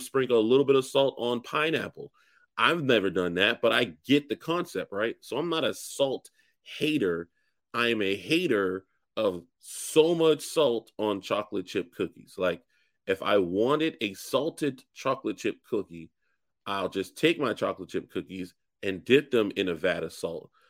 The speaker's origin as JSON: {"language": "English", "region": "the South", "country": "United States", "said": "I'm from the South"}